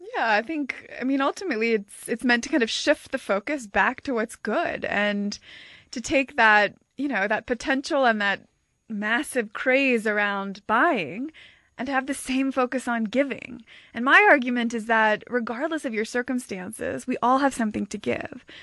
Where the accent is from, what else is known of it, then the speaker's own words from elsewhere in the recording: United States; accent: American; moved away as an adult; now in South Africa; I am an American. I've been living in South Africa now for about five years